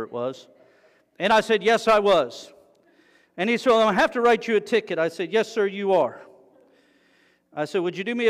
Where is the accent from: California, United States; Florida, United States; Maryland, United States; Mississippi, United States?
Florida, United States; South; I'm from South Florida, where you take your life in your hands every time you get on the road